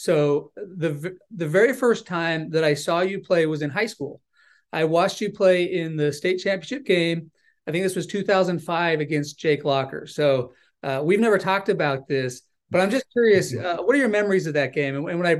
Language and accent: English; Idaho, United States; I'm from Idaho.